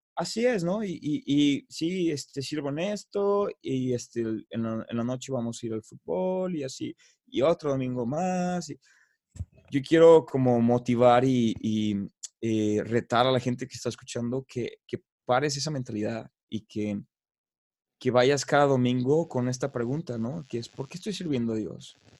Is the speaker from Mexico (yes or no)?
yes; Mexico; moved away; yo soy de allá, yo soy mexicano